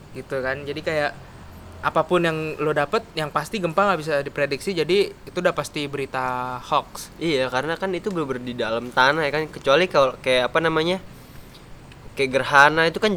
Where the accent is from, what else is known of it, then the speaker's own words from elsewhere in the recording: Jakarta, Indonesia; by the way kita orang Jakarta ya